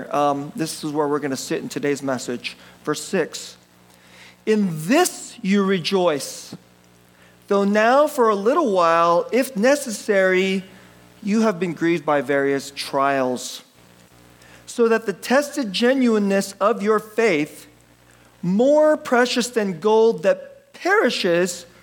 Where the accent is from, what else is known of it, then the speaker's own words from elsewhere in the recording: United States; I'm, I'm Korean American